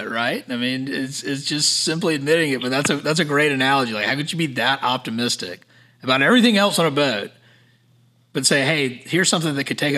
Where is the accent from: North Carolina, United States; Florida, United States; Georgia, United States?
Georgia, United States; Savannah; now in Charleston, United States; I'm from Savannah, I live in Charleston